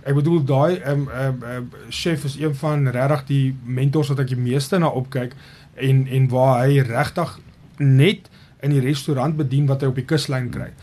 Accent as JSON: {"language": "Afrikaans", "region": "Mpumalanga", "country": "South Africa", "moved": "as an adult", "lives_now": "Ghana", "said": "as Suid-Afrikaners"}